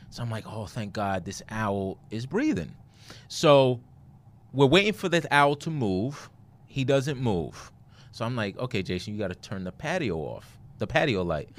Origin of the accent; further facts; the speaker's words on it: New York City, New York, United States; moved away; I'm from Brooklyn, New York